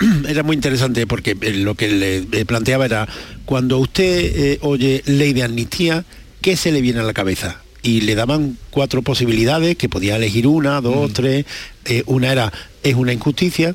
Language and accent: Spanish; Spain; los españoles estos somos muy peculiares